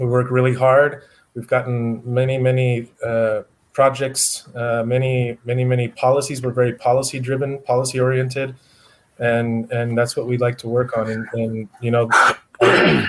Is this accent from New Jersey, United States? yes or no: no; Wyoming, United States; now in El Paso, United States; I'm originally from Wyoming. I moved to El Paso